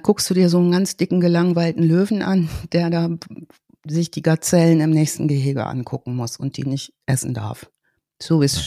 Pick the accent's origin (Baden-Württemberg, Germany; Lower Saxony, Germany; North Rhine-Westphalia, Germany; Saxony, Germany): North Rhine-Westphalia, Germany; Schloß Holte-Stukenbrock; moved away; als Ostwestfälin